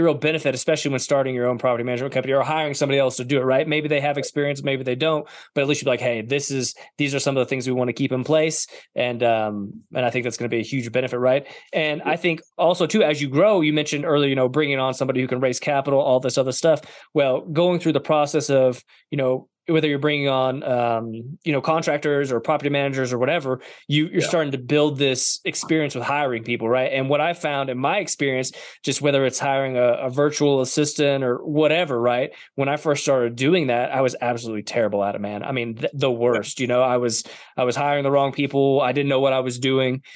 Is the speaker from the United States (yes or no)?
yes; Denver, Colorado, United States; in Colorado, the Denver area, which is my hometown